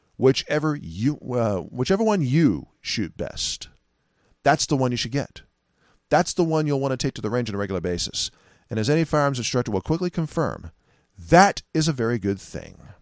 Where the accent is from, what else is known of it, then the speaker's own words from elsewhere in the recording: California, United States; California. That's my home state